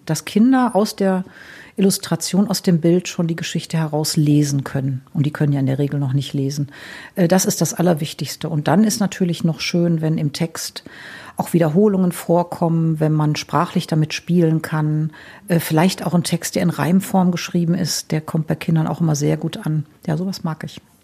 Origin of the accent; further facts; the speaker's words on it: Wuppertal, North Rhine-Westphalia, Germany; ich komme ja aus Nordrhein-Westfalen, aus Wuppertal